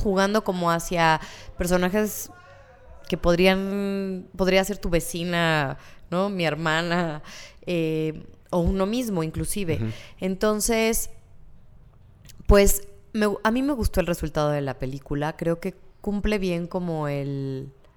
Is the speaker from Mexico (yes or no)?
yes; Mexico; nosotros como mexicanos